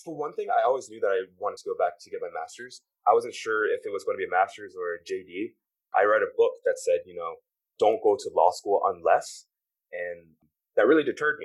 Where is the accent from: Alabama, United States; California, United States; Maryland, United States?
Maryland, United States; also born or lived in Philadelphia, Pennsylvania / Washington, D.C.; I was born in Philly and raised in Maryland